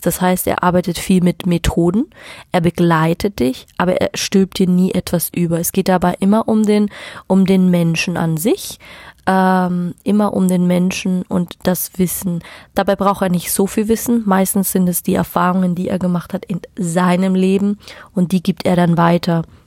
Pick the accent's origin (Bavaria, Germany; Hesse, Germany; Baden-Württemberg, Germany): Bavaria, Germany; Munich; ich komme aus München